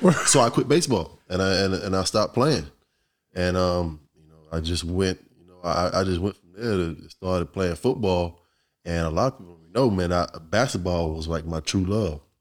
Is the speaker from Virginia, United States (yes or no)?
yes; Virginia Beach, Virginia, United States; growing up in Virginia Beach